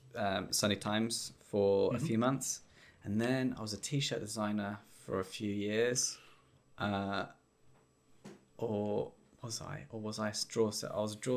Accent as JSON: {"language": "English", "area": "Towcester, Northamptonshire", "region": "East Midlands", "country": "United Kingdom", "tie": "born or raised there", "lives_now": "Towcester, United Kingdom", "said": "I'm in Toaster in Northamptonshire."}